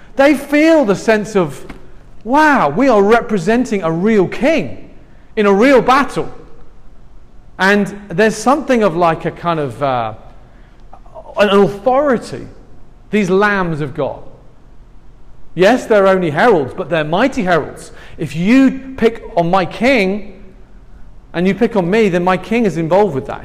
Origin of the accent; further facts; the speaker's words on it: England, United Kingdom; I'm from England